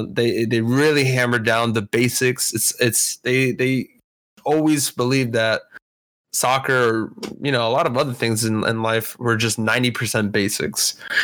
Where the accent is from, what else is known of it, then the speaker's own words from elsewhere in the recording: Kaiserslautern, Rhineland-Palatinate, Germany; So yeah, I grew up in Kaiserslautern, Germany. It's like west of Frankfurt.